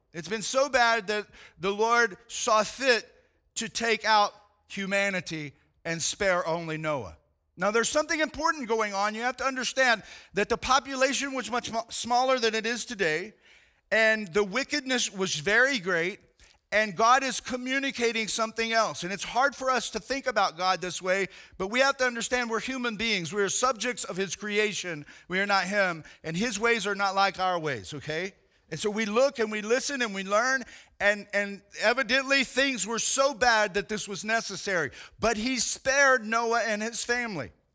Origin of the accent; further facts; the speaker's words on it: United States; I am a Christian that happens to be an American